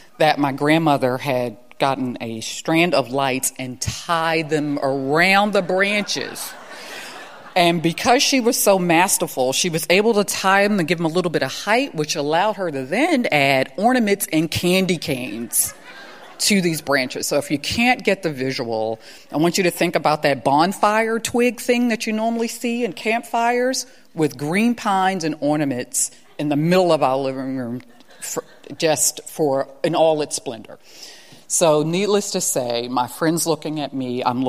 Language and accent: English; Baltimore, Maryland, United States; I'm from Baltimore, you got to rep your high school. I was at Paul Lawrence Dunbar High School